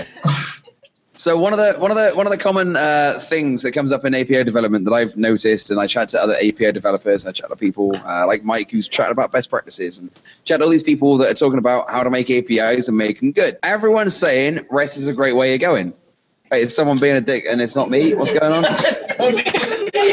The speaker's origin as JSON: {"language": "English", "town": "Bristol", "region": "South West England", "country": "United Kingdom", "said": "that's how we sound in Bristol"}